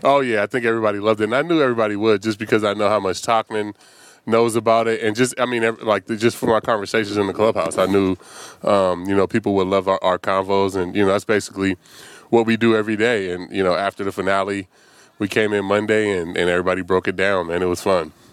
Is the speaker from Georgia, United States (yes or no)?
no; Vallejo, California, United States; moved away; my hometown